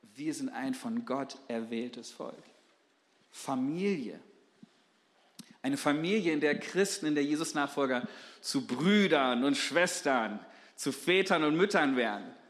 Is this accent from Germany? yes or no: yes; Germany; als Deutsche